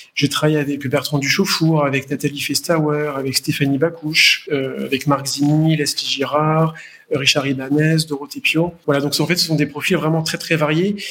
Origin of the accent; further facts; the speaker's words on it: France; moved away as an adult; also born or lived in Paris / Poitou / Provence / Asia; je suis français, né à, Paris, alors venant d'une famille qui, est a de très très vieilles origines italiennes, euh, mais j'ai passé toute mon enfance en France entre le Poitou et la Provence.